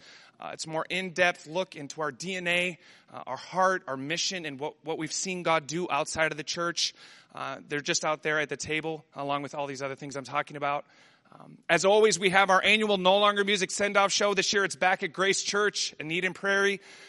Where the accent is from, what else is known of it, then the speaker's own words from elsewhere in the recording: Amsterdam, North Holland, Netherlands; first language Dutch; English is a second language; I grew up in Amsterdam. I learned to read and write in Dutch before English. I was very much a Dutch kid